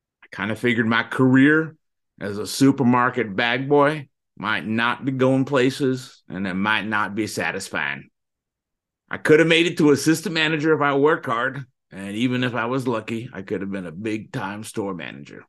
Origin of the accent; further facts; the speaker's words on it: Florida, United States; I was born and raised in Florida. That makes me a real true Floridian.